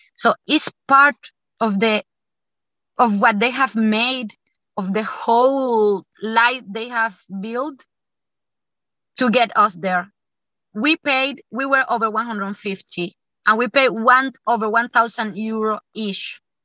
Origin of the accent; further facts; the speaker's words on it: Cuba; I am from Cuba.